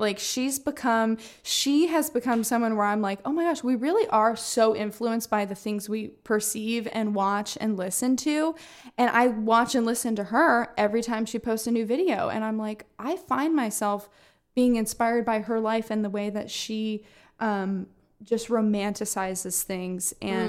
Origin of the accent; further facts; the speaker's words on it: Orlando, Florida, United States; She is from my hometown of Orlando and home city.